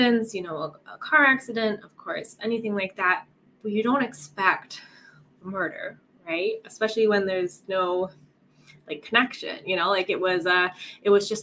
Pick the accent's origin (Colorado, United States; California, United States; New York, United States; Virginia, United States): Colorado, United States; moved away as an adult; now in Italy; I'm originally from Colorado in America, and then my husband works overseas, so we're living in Italy right now